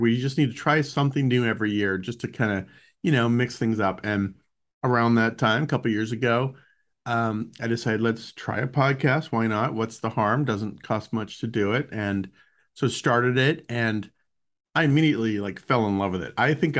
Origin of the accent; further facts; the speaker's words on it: Boulder, Colorado, United States; So I grew up in Boulder, Colorado.